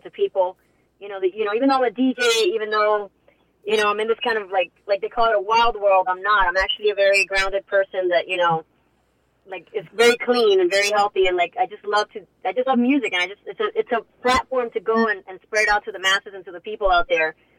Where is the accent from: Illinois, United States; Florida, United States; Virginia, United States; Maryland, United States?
Florida, United States; Hialeah; moved away as an adult; also born or lived in Coral Gables; I love Hialeah. I love you know the city that I grew up